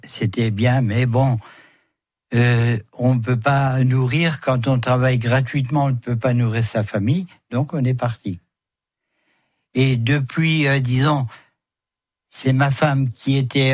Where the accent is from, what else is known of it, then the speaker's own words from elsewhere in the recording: Metz, Grand Est, France; chez nous à Metz